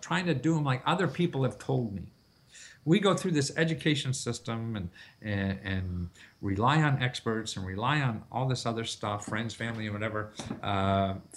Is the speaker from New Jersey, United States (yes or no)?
no; Wilkes-Barre, Pennsylvania, United States; I grew up in Wilkes-Barre, Pennsylvania